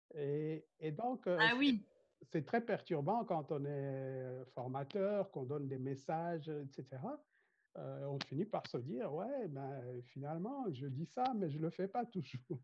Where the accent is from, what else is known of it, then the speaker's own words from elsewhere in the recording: Rwanda; je viens du Rwanda, euh, un pays blessé par le génocide des Tutsis que nous avons connu